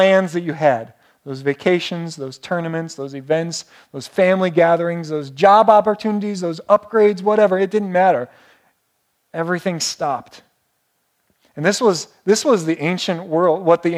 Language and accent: English; Painesville, Ohio, United States; moved away; I would have to travel 288 miles to where I was born in Painesville, Ohio